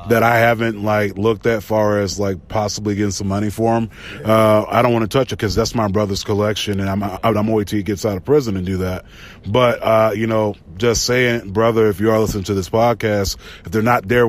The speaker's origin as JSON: {"language": "English", "region": "the South", "country": "United States", "tie": "born or raised there", "said": "growing up in the South"}